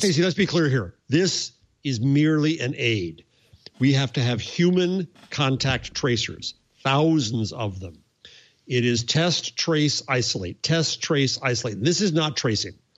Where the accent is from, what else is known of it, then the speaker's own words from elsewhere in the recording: New York City, New York, United States; as a New Yorker, as a New York City person